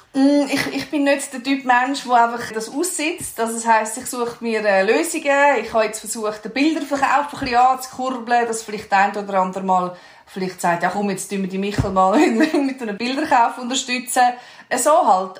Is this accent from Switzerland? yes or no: yes; Switzerland; wir uns als Schweizer